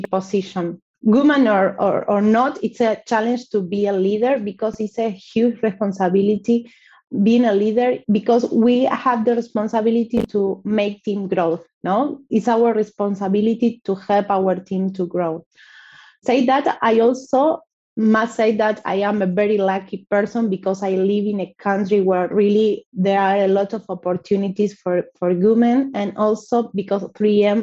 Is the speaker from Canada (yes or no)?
no; Argentina; also born or lived in Buenos Aires; I am from Argentina. I live in Buenos Aires